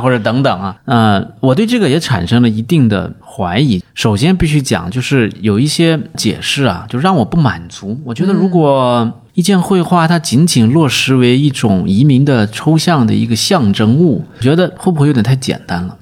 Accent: Nanchang, Jiangxi, China; accent: Nanchang dialect; 我也不是讲我的这个南昌话

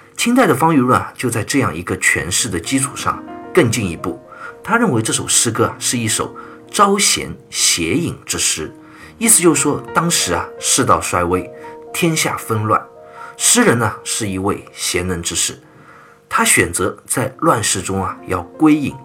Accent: China; 我们中国人很特别的一个文化，就是请吃饭的文化

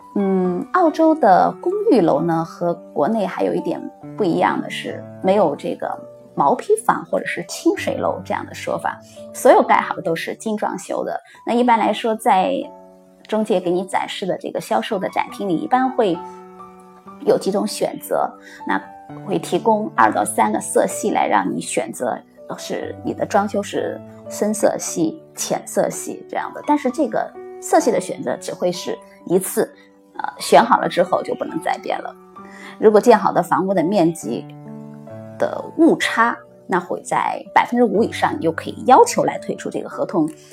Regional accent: China; now in Australia; 我们 这种母语非英文的呃，国内的人

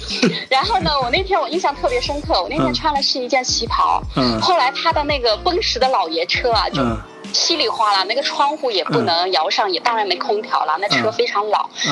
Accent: Southern Jiangsu, China; 因为我是土生土长的那个苏南人嘛

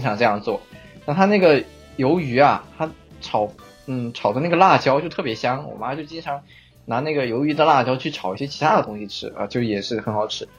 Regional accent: Chengdu, Sichuan, China; 我作为一个成都人

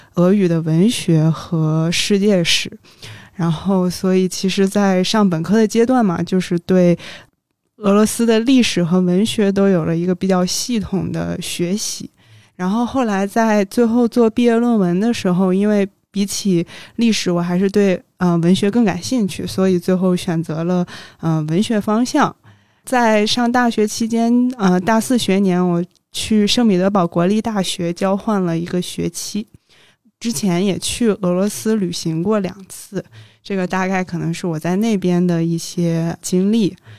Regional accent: Beijing, China; also born or lived in Saint Petersburg; 一名九五后，嗯，从小在北京长大

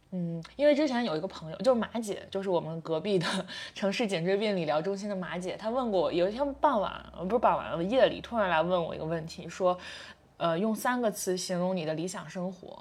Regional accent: Qingdao, Shandong, China; 我是青岛的

